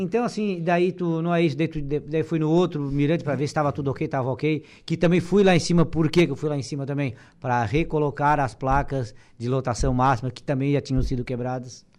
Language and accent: Portuguese; Araranguá, Santa Catarina, Brazil